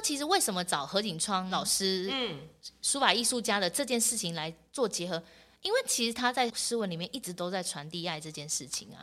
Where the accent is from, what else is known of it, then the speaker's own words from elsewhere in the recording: Yingge, New Taipei, Taiwan; 我从小在英哥长大